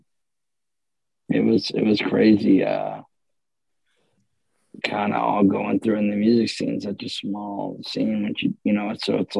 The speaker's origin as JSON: {"language": "English", "town": "Ocala", "region": "Florida", "country": "United States", "said": "I'm from Ocala"}